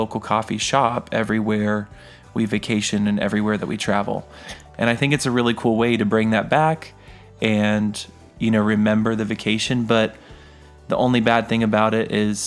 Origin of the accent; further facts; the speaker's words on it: Wyoming, United States; now in Florida, United States; I grew up in Wyoming